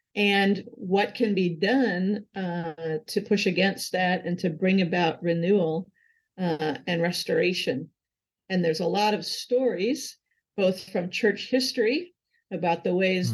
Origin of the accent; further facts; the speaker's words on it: Hamburg, New York, United States; now in Charlottesville, United States; Grew up uh, in a town called Hamburg, New York, outside of Buffalo